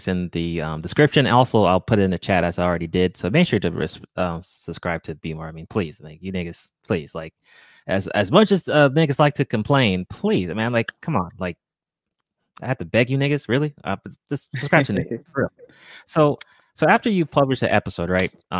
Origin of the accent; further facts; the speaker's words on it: Georgia, United States; I was born in Georgia, so my parents are Nigerian